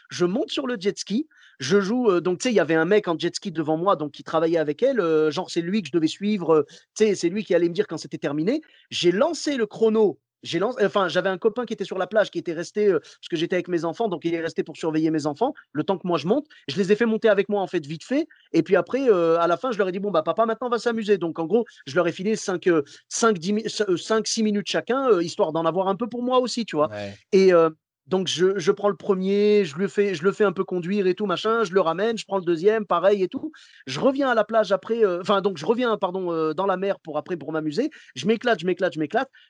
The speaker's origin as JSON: {"language": "French", "country": "Morocco", "said": "je suis marocain jusqu'au bout, je suis désolé."}